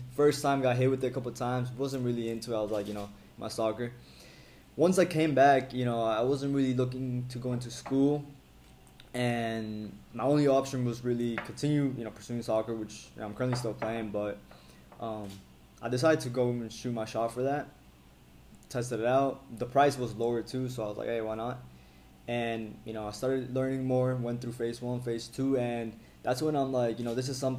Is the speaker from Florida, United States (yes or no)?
yes; Weston, Florida, United States; moved away as an adult; also born or lived in Bogota, Colombia / Spain / Brazil; Born in Colombia, Bogota. It's my hometown. Raised in Weston, Florida, Broward